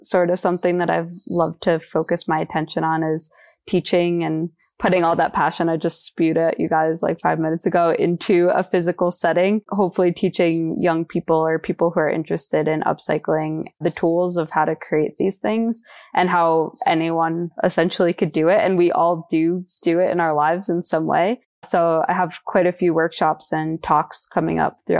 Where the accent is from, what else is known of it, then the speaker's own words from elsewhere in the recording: New Jersey, United States; also born or lived in New York; now in Boulder, United States; I'm from New Jersey and I don't have a small family